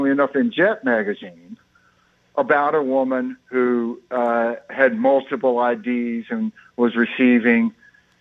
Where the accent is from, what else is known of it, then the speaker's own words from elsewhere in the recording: Mississippi, United States; I'm from Mississippi